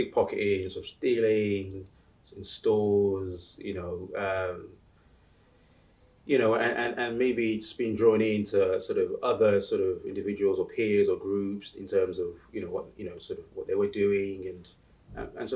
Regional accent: United Kingdom; also born or lived in Uganda; I came to the UK with my family sort of in the late 80s

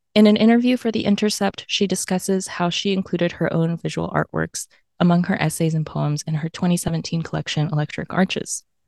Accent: Tennessee, United States; accent: AAVE adjacent; I grew up in Tennessee, so there's, like, part of my speech that's, like, a little bit, like, A A V E adjacent

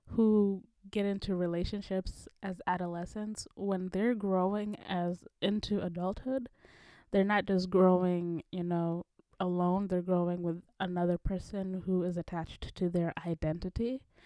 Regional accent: Kenya; moved away; my home country, Kenya

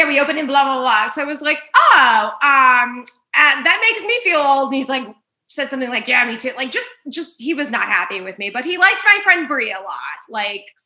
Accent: New York, United States; now in Los Angeles, United States; I'm originally from New York. I'm Italian.

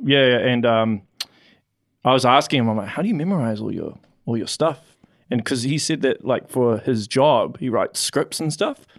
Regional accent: Auckland, New Zealand; moved away as an adult; now in Hamilton, New Zealand; I'm originally from Auckland, and then I moved down here a couple of years ago

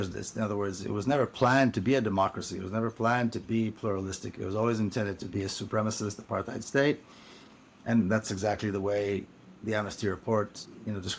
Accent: Jerusalem, Jerusalem District, Israel; No, oh, no, there was no interaction at all. It's the most segregated city in the world.

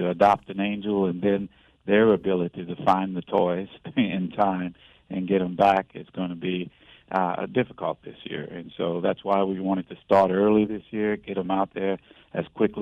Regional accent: New Orleans, Louisiana, United States; moved away as an adult; now in Raleigh, United States; I'm originally from New Orleans, Louisiana

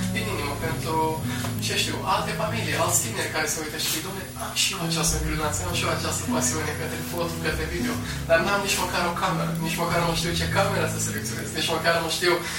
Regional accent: Romania; ca și români

